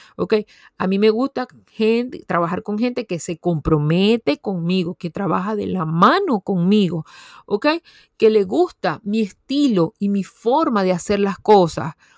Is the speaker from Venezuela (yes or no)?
yes; Venezuela; una universidad muy prestigiosa en mi país, Venezuela